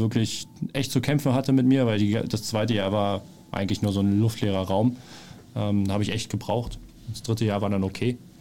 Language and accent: German; Berlin, Germany; moved away as an adult; also born or lived in Bielefeld / Offenbach; Ich bin da aufgewachsen